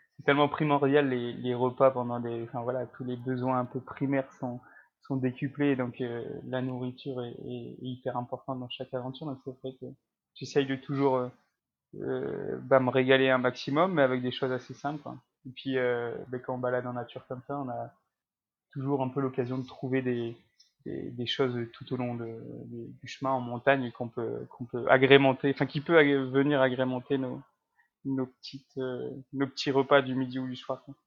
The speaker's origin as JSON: {"language": "French", "town": "Lille", "region": "Hauts-de-France", "country": "France", "tie": "born or raised there", "also_born_or_lived": "Paris, France", "said": "Je suis originaire de, de Lille"}